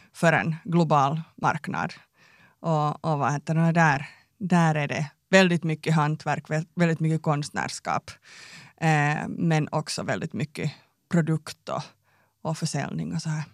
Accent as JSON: {"language": "Swedish", "town": "Tenala", "region": "Uusimaa", "country": "Finland", "tie": "born or raised there", "moved": "yes", "said": "jag är uppväxt i Tenala, liten by."}